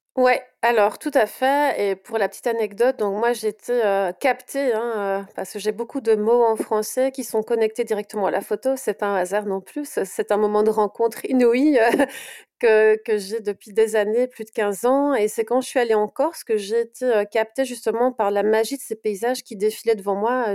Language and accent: French; Brussels, Brussels-Capital Region, Belgium; je suis de Bruxelles